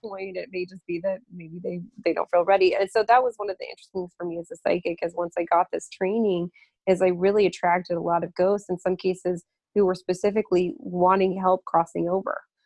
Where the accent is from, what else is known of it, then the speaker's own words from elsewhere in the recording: Lafayette, Colorado, United States; my hometown of Lafayette, Colorado